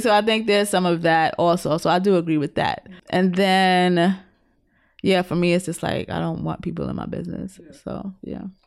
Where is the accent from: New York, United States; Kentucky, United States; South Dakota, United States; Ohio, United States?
New York, United States; New York City; being a New Yorker